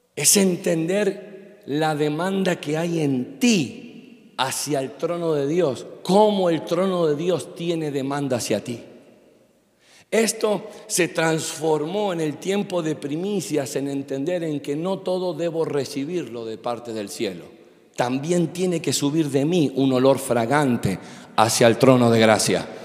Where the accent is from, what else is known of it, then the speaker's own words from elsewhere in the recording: Argentina; also born or lived in Miami; como buen argentino